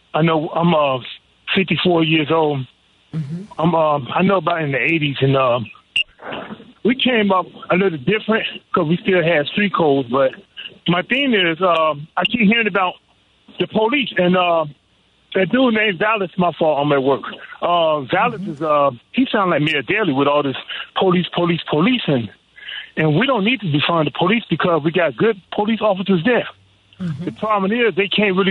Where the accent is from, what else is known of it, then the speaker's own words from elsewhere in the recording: Chicago, Illinois, United States; I'm from the West Side